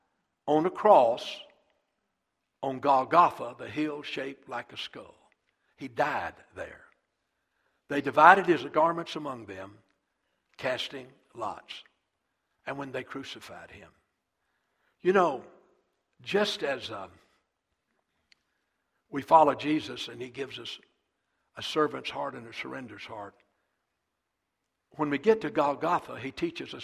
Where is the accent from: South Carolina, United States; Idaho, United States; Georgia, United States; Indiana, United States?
South Carolina, United States; moved away as an adult; also born or lived in Texas; I was pastoring Eastview Baptist Church right outside of my hometown, about 15 minutes from my mother and dad's house